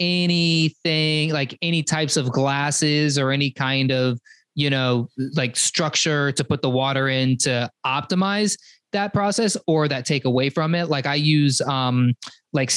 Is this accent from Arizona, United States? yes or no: yes; Arizona, United States; I grew up in Arizona where it's a desert